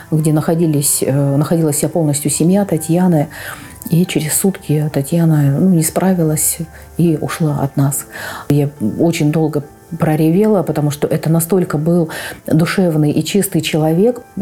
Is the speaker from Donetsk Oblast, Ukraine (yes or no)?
yes; Donetsk, Donetsk Oblast, Ukraine; А, я родилась в Донецке. Мы проживали с родителями в Киевском районе.